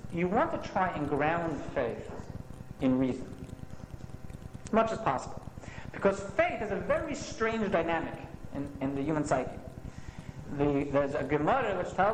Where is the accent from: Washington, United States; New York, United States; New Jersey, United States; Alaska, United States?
New Jersey, United States; West Orange; I grew up in West Orange, not far from here